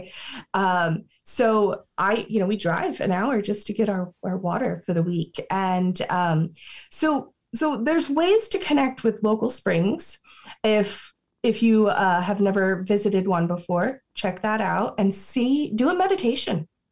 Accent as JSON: {"language": "English", "region": "Florida", "country": "United States", "tie": "born or raised there", "said": "I grew up in Florida, so I had access to both the beach and the sacred springs"}